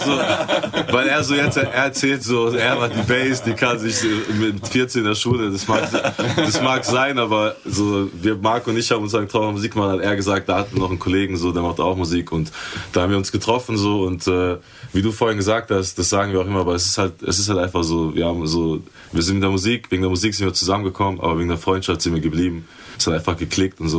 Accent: Schifferstadt, Rhineland-Palatinate, Germany; wir kommen beide aus Schifferstadt

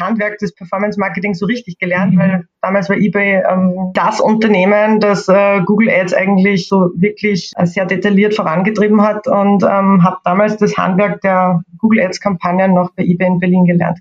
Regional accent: Austria; accent: Austrian; ich komme, wie ihr wahrscheinlich hören könnt, aus Österreich. Ähm, ich versuche heute meinen österreichischen Akzent etwas zu verstecken

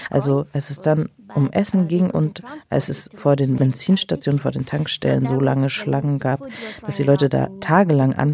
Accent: Sri Lanka; German is a second language; Es ist witzig, dass alle denken, dass ich Inderin bin und dann muss ich den Leuten erklären, ich komme aus Sri Lanka.

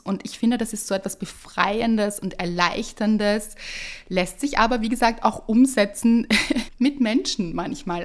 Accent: Vienna, Austria; bei uns in Wien

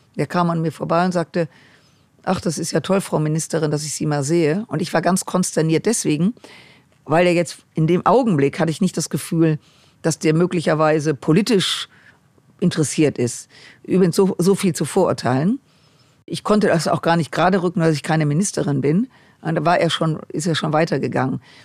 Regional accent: Düsseldorf, North Rhine-Westphalia, Germany; ich komme aus Düsseldorf

